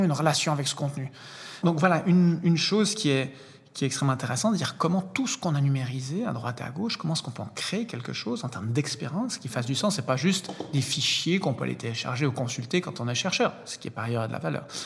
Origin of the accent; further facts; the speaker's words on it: Lausanne, Vaud, Switzerland; je suis suisse, né ici à Lausanne